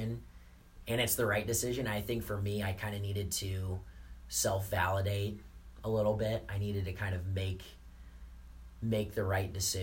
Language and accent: English; Indianapolis, Indiana, United States; I just moved a lot of my stuff to my parents' house because I'm from Indianapolis.